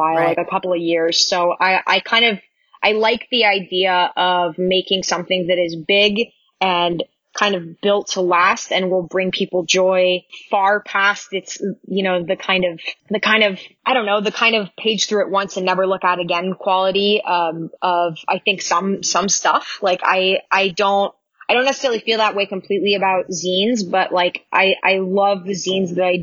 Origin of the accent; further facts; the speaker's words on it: Fresno, California, United States; moved away; I grew up in Fresno